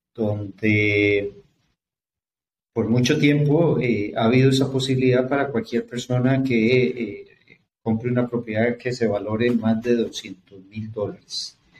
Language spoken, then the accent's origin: Spanish; Costa Rica; lo esté diciendo yo como tico, como costarricense